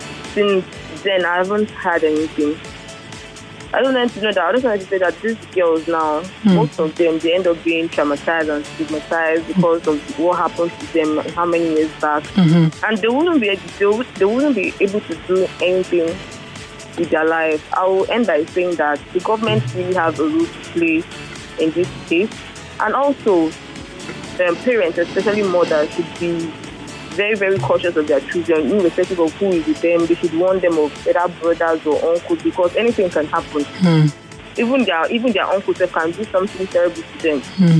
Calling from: Ekweda, Lagos, Nigeria; I'm calling from Ekweda.

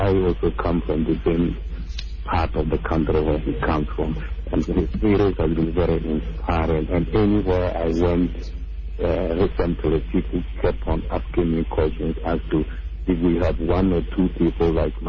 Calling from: Accra, Greater Accra, Ghana; I'm calling from Accra.

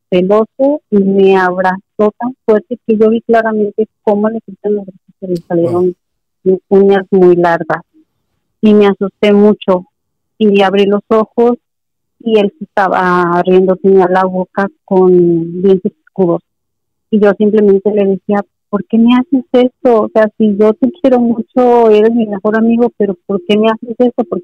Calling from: Ensenada, Baja California, Mexico; de Baja California.

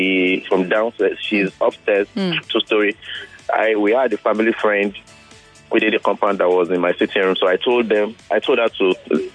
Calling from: Surulere, Lagos, Nigeria; I'm calling from Surulere.

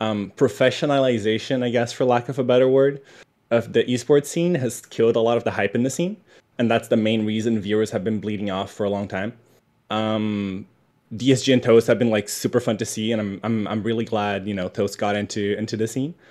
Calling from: Tokyo, Japan; I'm calling from Tokyo.

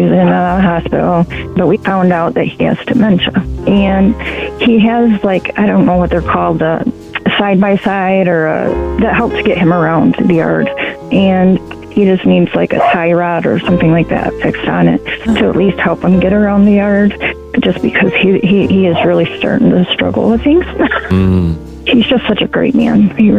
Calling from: Blanchard, Michigan, United States

